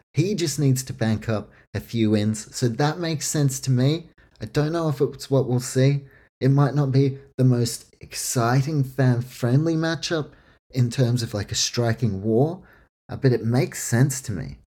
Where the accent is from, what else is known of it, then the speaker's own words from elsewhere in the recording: Auckland, New Zealand; my hometown, Auckland, New Zealand